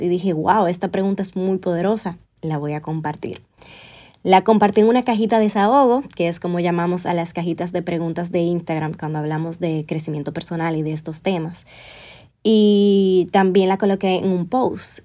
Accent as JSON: {"language": "Spanish", "country": "Dominican Republic", "also_born_or_lived": "Spain", "said": "regresar con él a República Dominicana"}